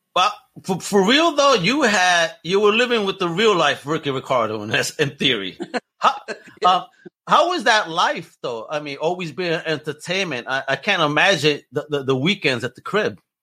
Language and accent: English; New York, United States; my hometown, New York